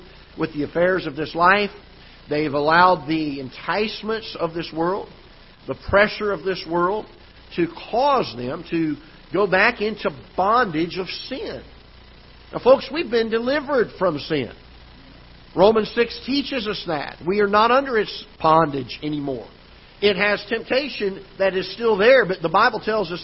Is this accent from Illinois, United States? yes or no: no; South Florida, United States; now in Festus, United States; I'm from South Florida originally